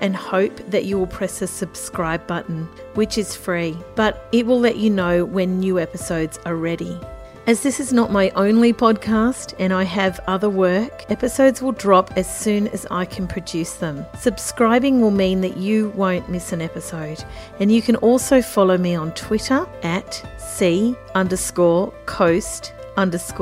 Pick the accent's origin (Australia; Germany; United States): Australia; Central Coast, New South Wales; moved away; I grew up on the Central Coast, moved around a bit, and then during the COVID-19 pandemic, returned to live here